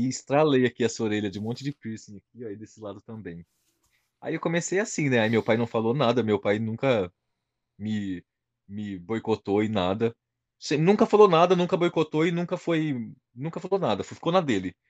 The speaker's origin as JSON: {"language": "Portuguese", "town": "São José do Rio Preto", "region": "São Paulo", "country": "Brazil", "moved": "as an adult", "lives_now": "London, United Kingdom"}